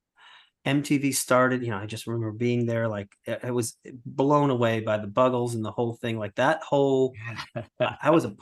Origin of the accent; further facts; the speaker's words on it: Cleveland, Ohio, United States; moved away; I'm from Cleveland